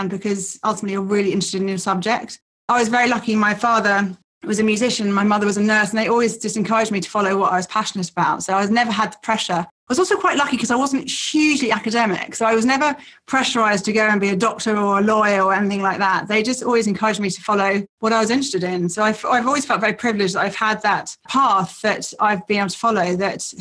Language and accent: English; Yorkshire and the Humber, United Kingdom; I was born in Yorkshire in England